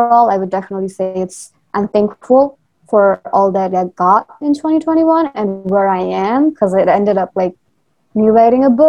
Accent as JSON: {"language": "English", "country": "Nepal", "moved": "as an adult", "lives_now": "United States", "said": "So I am actually from Nepal. So I'm like half Nepali, half Indian. And then moving from Nepal to US"}